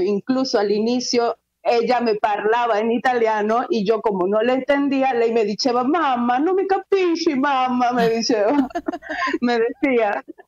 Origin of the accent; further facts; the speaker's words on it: Venezuela; moved away as an adult; now in Venice, Italy; nos tocó elegir salir de Venezuela porque ya no podíamos más